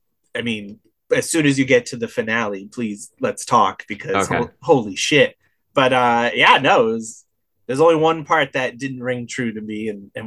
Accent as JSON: {"language": "English", "town": "Cornwall", "region": "Connecticut", "country": "United States", "tie": "born or raised there", "said": "I come from small town Connecticut, 2,000 people"}